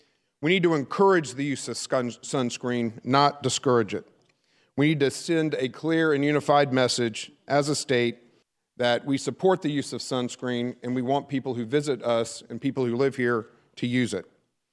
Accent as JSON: {"language": "English", "region": "Florida", "country": "United States", "tie": "born or raised there", "said": "I grew up in Florida and am a Florida native"}